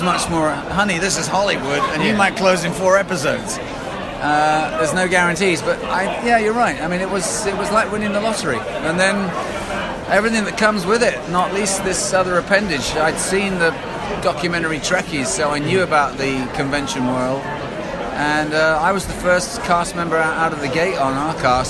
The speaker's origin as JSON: {"language": "English", "region": "England", "country": "United Kingdom", "said": "as the English guy"}